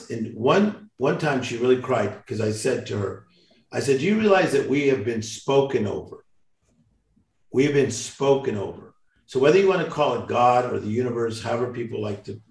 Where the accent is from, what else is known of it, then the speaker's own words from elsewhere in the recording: Compton, California, United States; from Compton